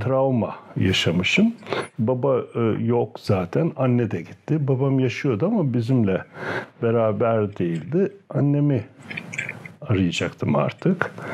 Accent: Düziçi, Osmaniye, Turkey; moved away; also born or lived in Afyon / Istanbul; Haruniye'de doğdum. Ee, şimdi Osmaniye'ye bağlı.

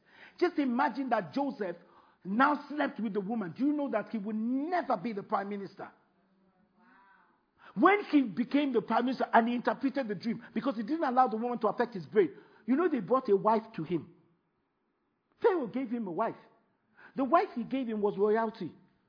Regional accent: United Kingdom; Oh, frog. Sorry, see? That's why I'm British.

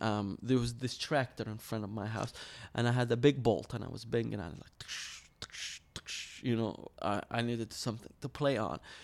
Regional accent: Suq al-Shuyukh, Dhi Qar, Iraq; moved away; I grew up in Nasser, Iraq, um, in Sugi Shuyukh

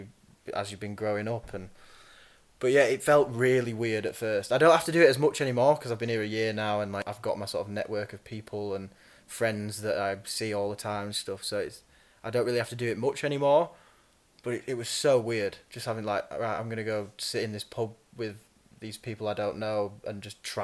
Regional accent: Leeds, Yorkshire and the Humber, United Kingdom; now in London, United Kingdom; I come from Leeds, but then I come from like a small town within Leeds where like, yeah, you go to the supermarket and you see 10 people you know.

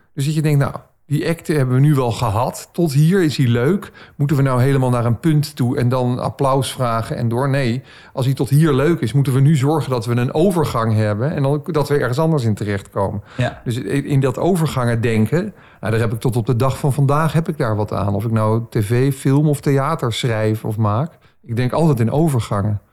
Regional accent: Baarn, Utrecht, Netherlands; Ik zeg, ja, uit Baren.

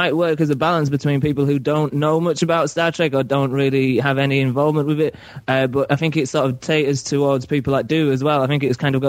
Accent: Carlisle, North West England, United Kingdom; right top north. Just, it's a place called Carlisle.

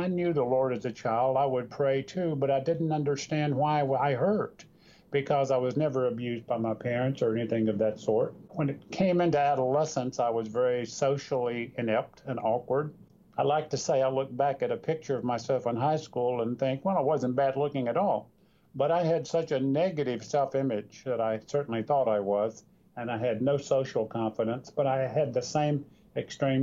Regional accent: North Carolina, United States; I grew up in North Carolina

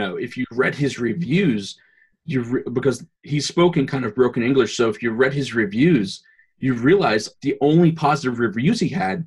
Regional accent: Northern New Jersey, United States; I'm a branding designer from Northern New Jersey. I grew up right outside of New York City

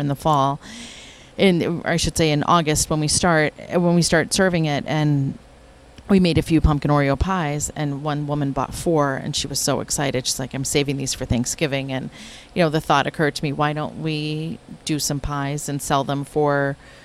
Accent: West Virginia, United States; now in Westwood, United States; So we grew up in West Virginia and we had Baskin-Robbins stores

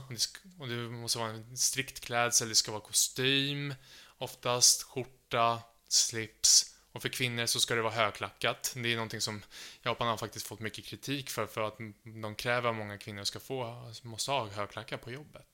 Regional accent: Sweden; jag är från Sverige och jag pluggar nu japanska på Stockholms universitet

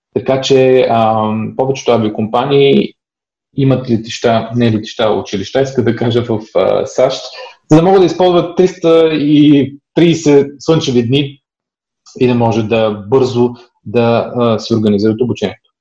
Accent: Sofia, Sofia City, Bulgaria; also born or lived in East Berlin, Germany; now in Germany; само съм роден в Берлин а, и това го пише в паспорта, но съм израсъл в София, в България, до 89-та година

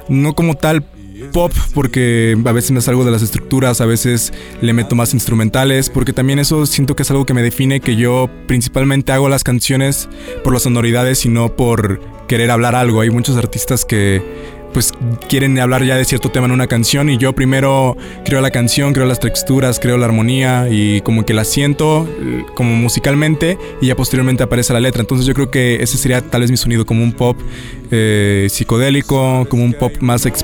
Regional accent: Xalapa, Veracruz, Mexico; nací, crecí en Jalapa, Veracruz toda mi vida, mi familia es jalapeña.

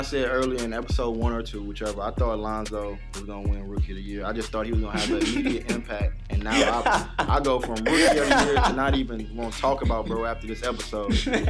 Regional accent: Baton Rouge, Louisiana, United States; I'm from Baton Rouge, man.

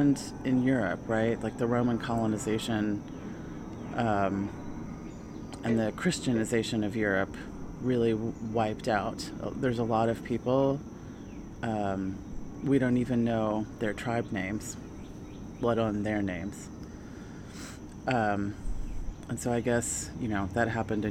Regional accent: the South, United States; also born or lived in Netherlands; I was raised in the South

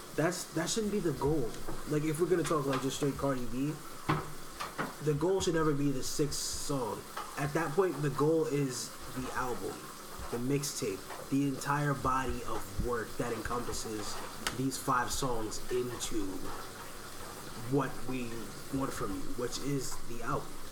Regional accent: New York, United States; now in Wyoming, United States; I'm living Wyoming now, but I'm from New York

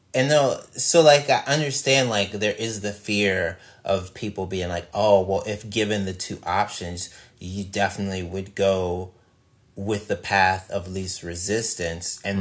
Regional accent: Mississippi, United States; I'm from Mississippi

